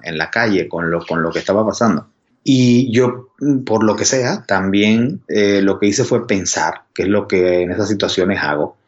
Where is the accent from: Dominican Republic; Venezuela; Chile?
Venezuela; accent: Venezuelan; moved away; antes de vivir aquí, pues vivía en Venezuela, por mi acento se ve